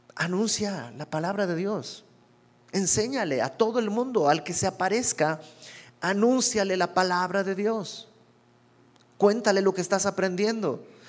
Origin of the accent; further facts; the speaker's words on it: Santa Cruz de la Sierra, Santa Cruz, Bolivia; moved away as an adult; also born or lived in Mexico City, Mexico; yo soy de Bolivia